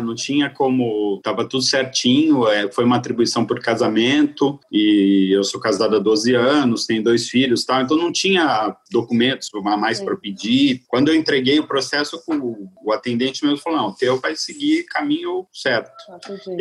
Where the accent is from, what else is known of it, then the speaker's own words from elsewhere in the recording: Santos, São Paulo, Brazil; moved away; eu sou de, de Santos, né, a cidade de praia